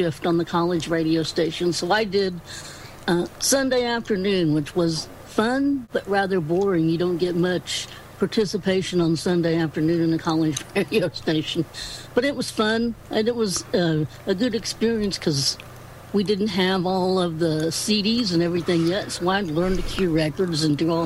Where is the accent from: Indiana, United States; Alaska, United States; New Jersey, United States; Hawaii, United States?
Indiana, United States; also born or lived in Florida; I am from Indiana. Pretty much around Indianapolis, this pretty much lived in the South Side. And then when I was, five or six, we moved out to the country.